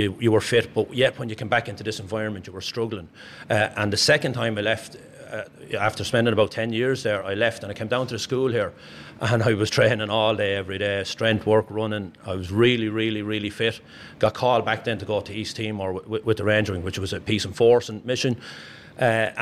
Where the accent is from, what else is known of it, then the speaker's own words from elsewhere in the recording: the Curragh, County Kildare, Ireland; I was born here in the Curra. I've lived here all my life.